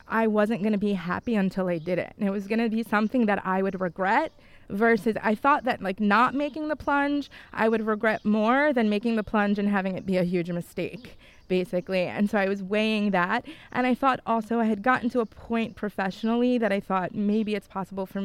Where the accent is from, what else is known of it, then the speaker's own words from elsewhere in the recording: New York, United States; moved away as an adult; also born or lived in Bolzano, Italy; now in Italy; I'm from New York originally